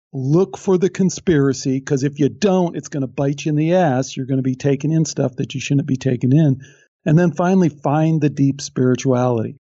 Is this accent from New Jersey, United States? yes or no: no; Chicago, Illinois, United States; I'm from Chicago